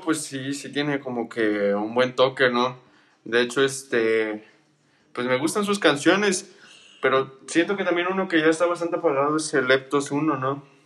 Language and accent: Spanish; Mexico; los mexicanos